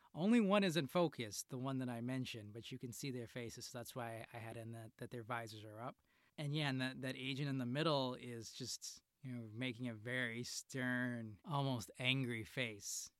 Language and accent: English; Chicago, Illinois, United States; I'm from Chicago